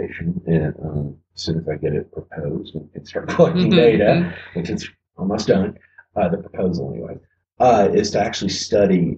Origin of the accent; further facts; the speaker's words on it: Appalachia, United States; because I'm an Appalachian kid, so I'm from the country. I'm sure you can't tell by my accent at all.